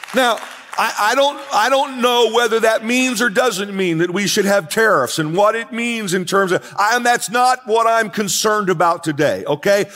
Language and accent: English; United States; I am an American. I'm proud to be an American